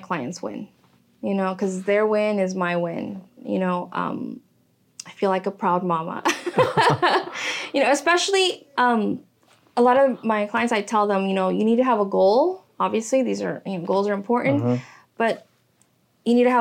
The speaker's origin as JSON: {"language": "English", "area": "the Valley", "region": "Texas", "country": "United States", "tie": "born or raised there", "also_born_or_lived": "Miami, Florida", "said": "When I moved to the Valley, I was 8 years old, 10 years old"}